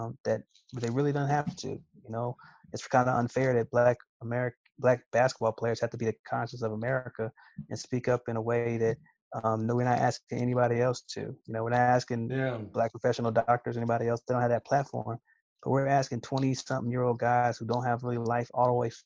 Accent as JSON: {"language": "English", "town": "Kansas City", "region": "Missouri", "country": "United States", "tie": "born or raised there"}